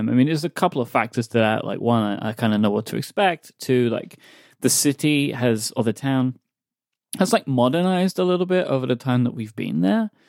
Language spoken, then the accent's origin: English; United States; I'm an I'm an American, y'all.